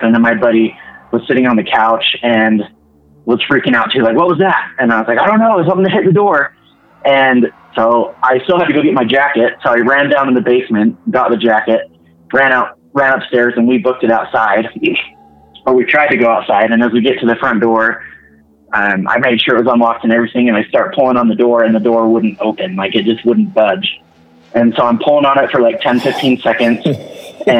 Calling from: Utah, United States; calling from Utah

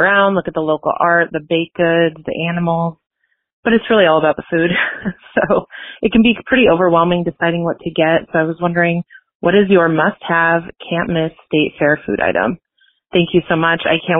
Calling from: Omaha, Nebraska, United States; Hey, Carly. … I'm from Omaha, Nebraska. As a fellow Midwesterner, I have a very important question for you.

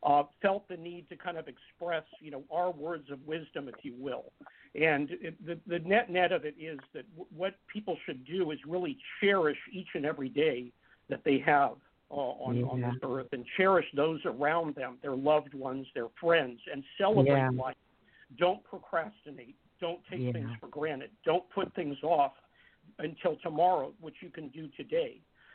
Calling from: Lafayette, California, United States; I'm calling from Lafayette, California.

